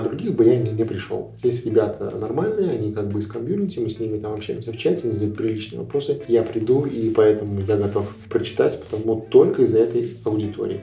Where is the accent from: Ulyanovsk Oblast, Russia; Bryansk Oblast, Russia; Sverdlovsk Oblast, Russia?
Ulyanovsk Oblast, Russia; moved away as an adult; also born or lived in Samara; now in Moscow, Russia; Я из России. Я родился в Ульяновской области, угу. учился в Самаре, сейчас живу в Москве.